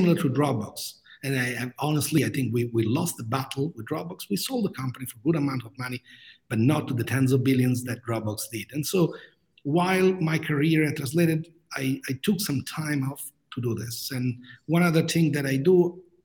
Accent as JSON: {"language": "English", "town": "Rome", "region": "Lazio", "country": "Italy", "also_born_or_lived": "Grenoble, France", "moved": "as an adult", "said": "I'm originally from Rome, Italy."}